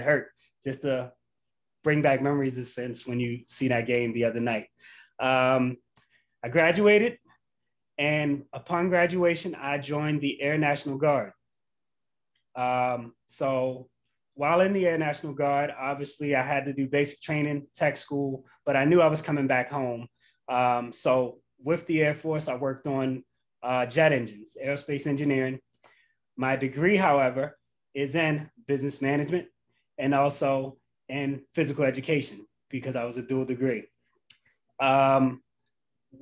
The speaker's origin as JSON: {"language": "English", "town": "Baltimore", "region": "Maryland", "country": "United States", "tie": "born or raised there", "said": "I'm born and raised in Baltimore, Maryland."}